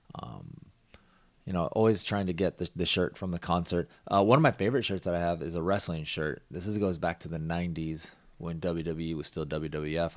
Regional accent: Washington, United States; I grew up in Washington, so we didn't have that station there

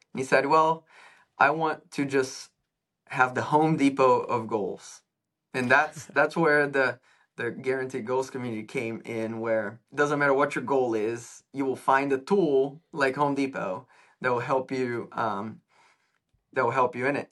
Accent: São Paulo, Brazil; moved away; I am from Brazil originally.

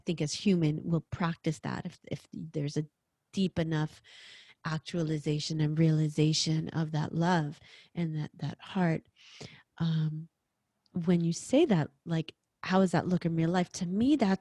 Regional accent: New York, United States; I'm a New Yorker

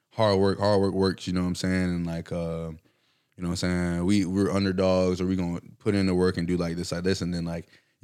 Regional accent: Valdosta, Georgia, United States; I'm from Valdosta. We get shit out of the mud. Like, it's Valdosta, Georgia.

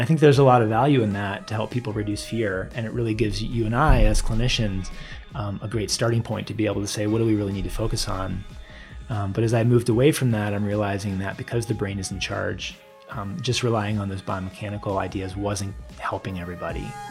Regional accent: Washington, District of Columbia, United States; moved away as an adult; now in Boulder, United States; I moved from the Washington, D C area where I grew up and came to college here

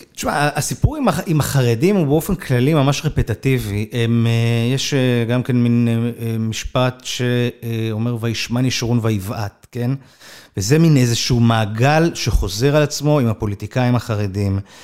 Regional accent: Kfar Saba, Central District, Israel; moved away as an adult; also born or lived in Jerusalem; נער מכפר סבא, שלמד בתיכון לא דתי

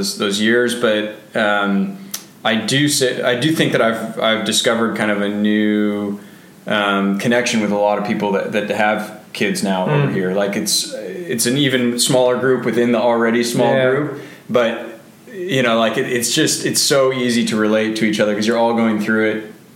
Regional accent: Bainbridge Island, Washington, United States; Growing up on Bainbridge Island was really special

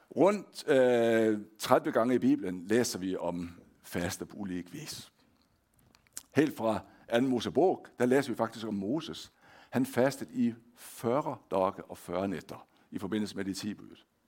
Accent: Denmark; accent: Danish; moved away as an adult; now in Hånes, Norway; jeg er født og opvokset i Danmark

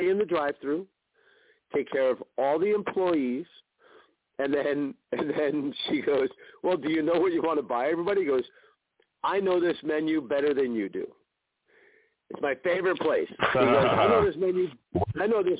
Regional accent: Connecticut, United States; moved away; also born or lived in New York City; I grew up in Connecticut, lived in New York City

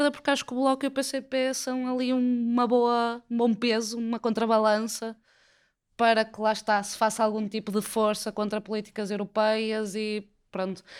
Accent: Portugal

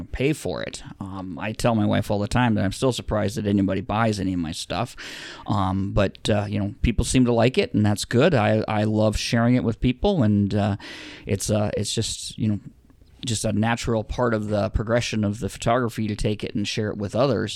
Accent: Rapid City, South Dakota, United States; now in Sioux Falls, United States; It's Rapid City. That's my hometown. I was born there

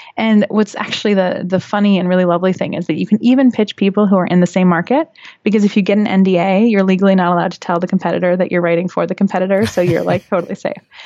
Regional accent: California, United States; moved away as an adult; also born or lived in Western Massachusetts / Florence, Italy; I grew up in a very, very small town in California, which is now not so small because it's Silicon Valley now

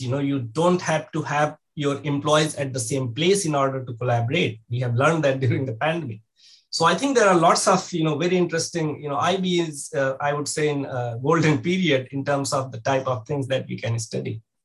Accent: India; moved away; growing up in India

